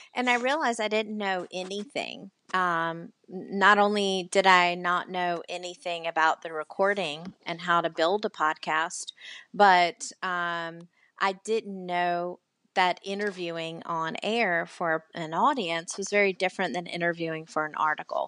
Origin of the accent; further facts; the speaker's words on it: the South, United States; accent: Southern; now in Charleston, United States; obviously am Southern. I know you can't tell from my accent